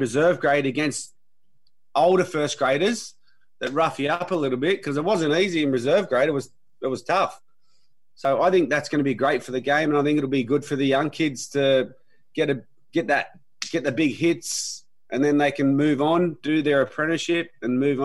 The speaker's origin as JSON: {"language": "English", "town": "Milperra", "region": "New South Wales", "country": "Australia", "tie": "born or raised there", "said": "I grew up in Mulpera"}